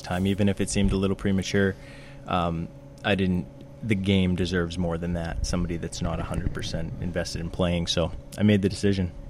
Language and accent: English; South Portland, Maine, United States; I grew up in uh, South Portland, Maine, and I've lived here for 26 years now.